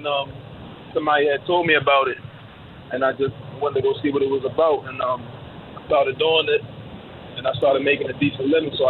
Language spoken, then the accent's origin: English; Baltimore, Maryland, United States; I'm a 30-year-old man. I'm from Baltimore City. I'm a truck driver.